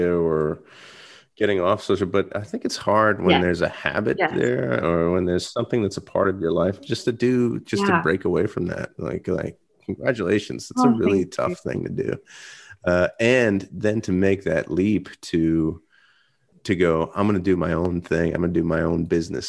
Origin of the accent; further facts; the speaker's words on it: Stroudsburg, Pennsylvania, United States; why I love my hometown so much, why I love Stroudsburg so much